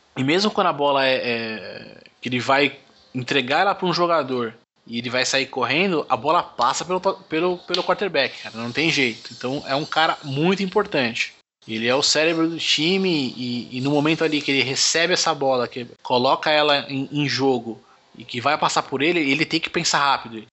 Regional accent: Brazil; eu falo meu inglês é, é, é de brasileiro

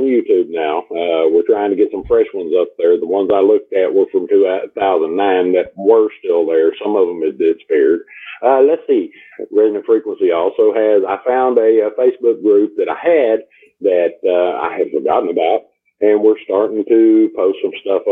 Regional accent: Texas, United States; I'm from Texas

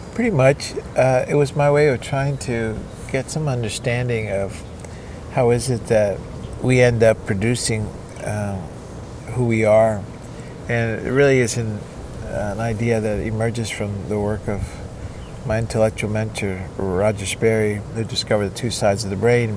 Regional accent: Cuba; now in United States; I was born and raised in Cuba

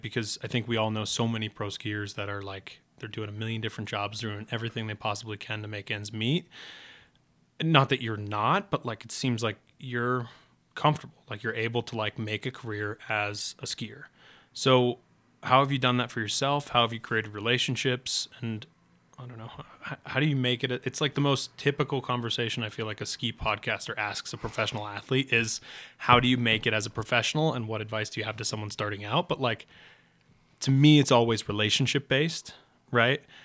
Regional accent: New England, United States; I'm from New England

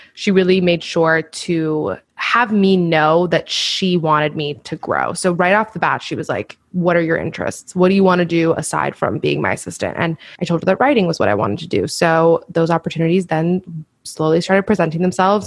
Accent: Miami, Florida, United States; moved away as an adult; also born or lived in Washington, D.C.; I grew up also in Miami

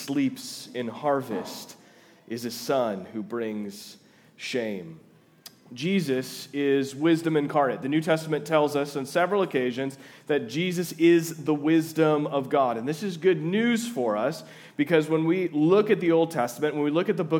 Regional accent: Twin Cities area, Minnesota, United States; moved away as an adult; also born or lived in Fargo, North Dakota / Louisville, Kentucky; now in Jamestown, United States; I'm originally from the Twin Cities area

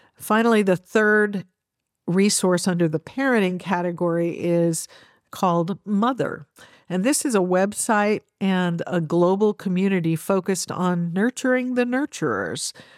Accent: United States; as an American

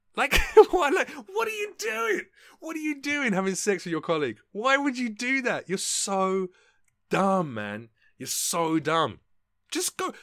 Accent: London, United Kingdom; moved away as an adult; now in United States; my local M P, back in England, so back in London

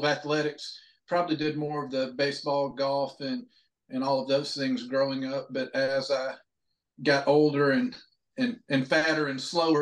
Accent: North Alabama, United States; I was born up in North Alabama

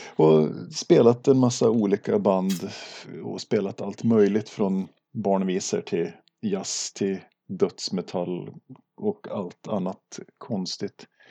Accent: Duved, Jämtland, Sweden; also born or lived in Östersund; now in Arvika, Sweden; född och uppvuxen i, i Duved i västra Jämtland

